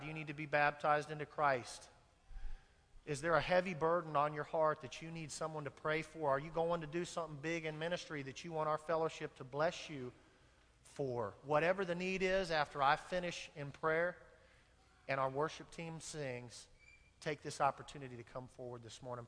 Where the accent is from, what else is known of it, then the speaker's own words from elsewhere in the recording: Kansas, United States; I'm from Kansas